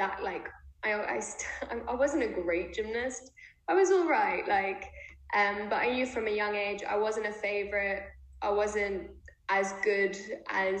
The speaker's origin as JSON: {"language": "English", "region": "London", "country": "United Kingdom", "tie": "born or raised there", "also_born_or_lived": "Israel", "said": "London, it's my hometown"}